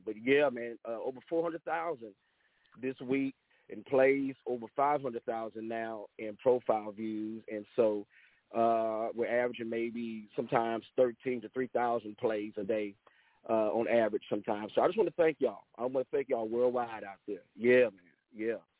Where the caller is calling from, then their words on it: Angleton, Texas, United States; I'm calling here on, uh, from the third coast, uh, here in uh, Angleton, Texas